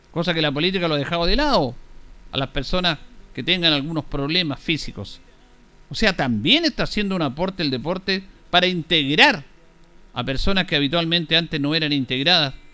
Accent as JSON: {"language": "Spanish", "country": "Chile", "said": "No es entender de que todos somos chilenos, ni valemos más ni menos, independiente de cómo pensemos políticamente, aunque estemos o no estemos en un gobierno. Todos somos chilenos."}